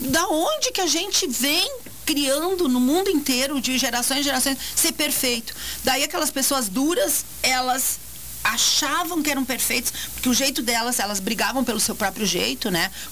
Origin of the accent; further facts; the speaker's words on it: Montenegro, Rio Grande do Sul, Brazil; E eu tô com 61. Quando era criança pequena lá em Barbacena? Lá em Barbacena, lá em Montenegro, tá?